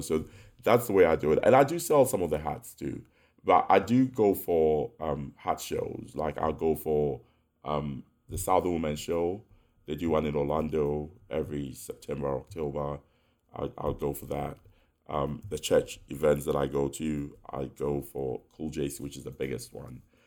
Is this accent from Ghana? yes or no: yes; Ghana; also born or lived in United Kingdom / New York; now in United States; my friends that we grew up with in Ghana, in the UK